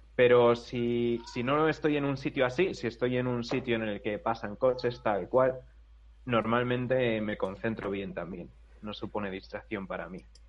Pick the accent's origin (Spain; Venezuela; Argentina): Spain; Segovia, Castile and León; en mi pueblo de Segovia